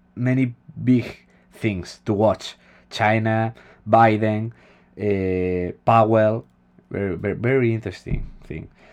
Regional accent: Spain

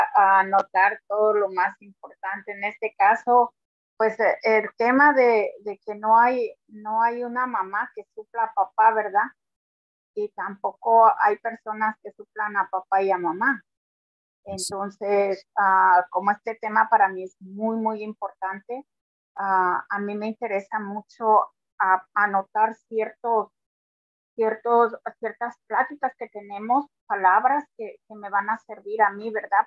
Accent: Mexico; now in New Jersey, United States; Aquí en New Jersey, yo soy de México

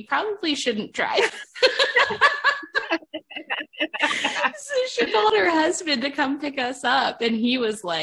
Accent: Ohio, United States; moved away; I was born and raised in Ohio

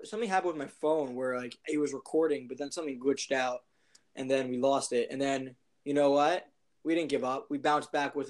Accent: Silver Spring, Maryland, United States; he's from my hometown. Shout out to Silver Spring, Maryland. And you know, he's from where I'm from where I am right now.

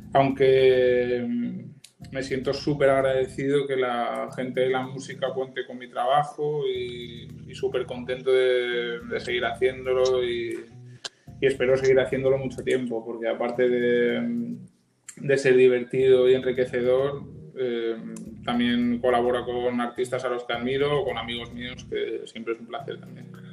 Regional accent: Alzira, Valencian Community, Spain; moved away as an adult; now in Barcelona, Spain; soy de un pueblo de Valencia, el sur de Valencia, que se llama Alcira Nací allí, estuve viviendo hasta los 18 años

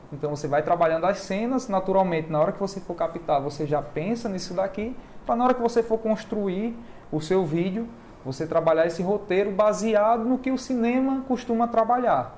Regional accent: Maceió, Alagoas, Brazil; also born or lived in Pernambuco / Bahia; now in Fortaleza, Brazil; Eu sou alagoano, nasci em Maceió. E depois morei em Pernambuco, morei na Bahia. Aí tô aqui agora.

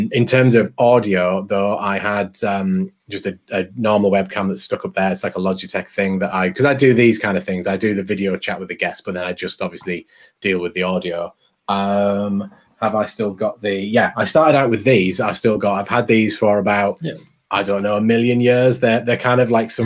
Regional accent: England, United Kingdom; I'm English and I'm a bit fast and mumbly

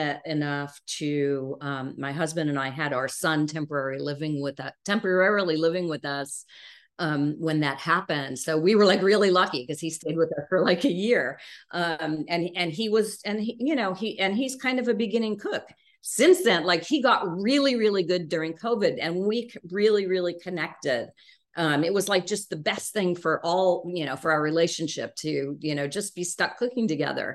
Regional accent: California, United States; I'm from California

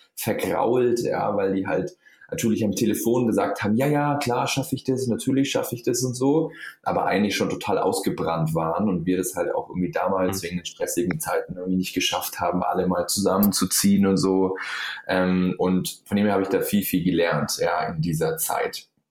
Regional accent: Allgäu, Bavaria, Germany; ich komme aus dem Allgäu, ja, Süden von Deutschland

